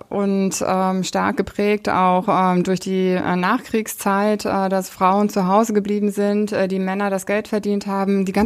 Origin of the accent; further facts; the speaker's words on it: East Germany, Germany; Ich bin im Osten aufgewachsen. Ich bin mit einem anderen Modell aufgewachsen, damit auch mit einem anderen Umfeld.